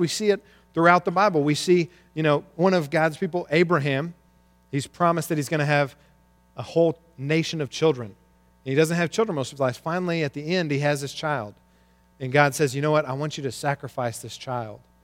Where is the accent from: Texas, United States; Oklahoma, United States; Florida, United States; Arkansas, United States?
Arkansas, United States; I grew up in Arkansas